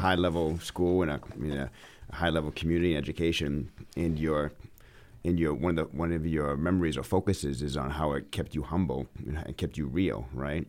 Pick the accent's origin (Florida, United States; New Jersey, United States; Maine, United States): Maine, United States; Auburn; my wife and I grew up in Auburn, Maine